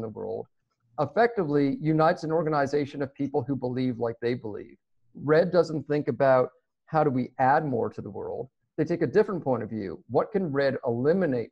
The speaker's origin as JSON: {"language": "English", "town": "Toronto", "region": "Ontario", "country": "Canada", "tie": "born or raised there", "said": "I grew up in Toronto"}